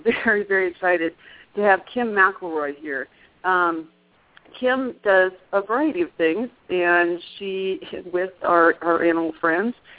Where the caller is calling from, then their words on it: Prescott Valley, Arizona, United States; I'm calling from Holistic Veterinary Care and Acupuncture Center in Prescott Valley, Arizona